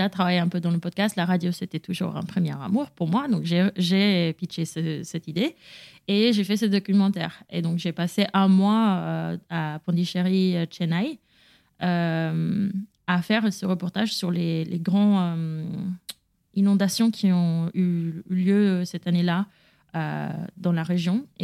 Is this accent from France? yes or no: no; United States; je suis américaine et en fait, on nous apprend depuis un très jeune âge qu'on peut tout réussir, on peut tout faire